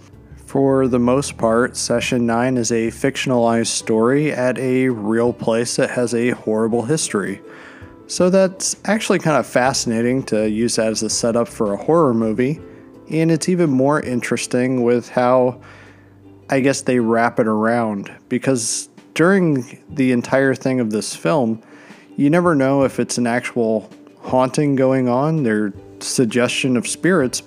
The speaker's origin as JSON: {"language": "English", "region": "Pennsylvania", "country": "United States", "moved": "yes", "said": "I'm from Pennsylvania originally"}